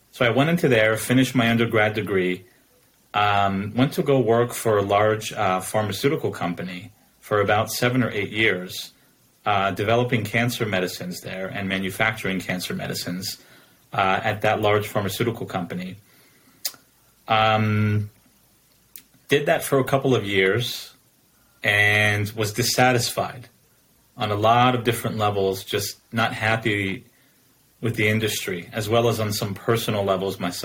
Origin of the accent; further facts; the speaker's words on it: New Jersey, United States; moved away as an adult; now in Oregon, United States; I was born and raised in New Jersey on the East Coast pretty much my entire life.